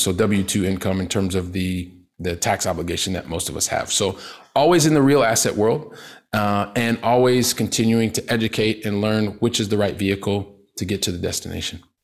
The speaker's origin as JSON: {"language": "English", "town": "Columbus", "region": "Ohio", "country": "United States", "also_born_or_lived": "Paris, France / south of France", "moved": "as an adult", "lives_now": "Barcelona, Spain", "said": "I'm from Columbus, Ohio, right? Blue collar family."}